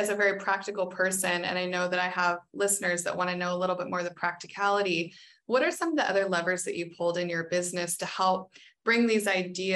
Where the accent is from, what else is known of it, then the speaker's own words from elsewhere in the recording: United States; as an American